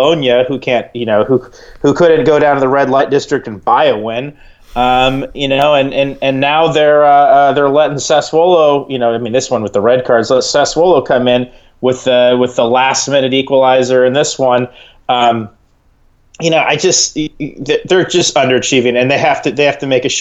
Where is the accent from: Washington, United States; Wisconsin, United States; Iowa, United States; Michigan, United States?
Iowa, United States; I'm from Iowa.